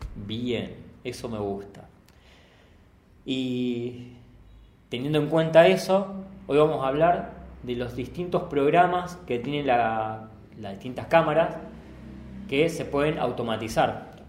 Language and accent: Spanish; Rosario, Santa Fe, Argentina; nosotros somos de Rosario